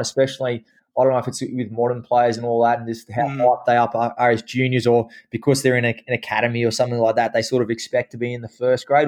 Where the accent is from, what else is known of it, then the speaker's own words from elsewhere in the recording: Kenthurst, New South Wales, Australia; I grew up in Kenthurst out on uh, five acres